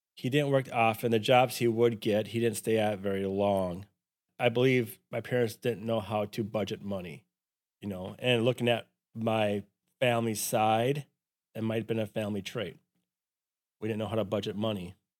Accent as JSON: {"language": "English", "area": "Silver Lake, Brownton", "region": "Minnesota", "country": "United States", "tie": "born or raised there", "said": "we moved from Silver Lake to Brownton, Minnesota"}